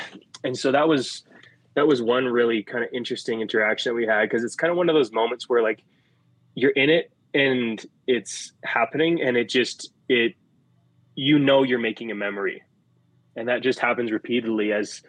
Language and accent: English; India; So being in Vrindavan for Diwali, it's like a special thing as an Indian.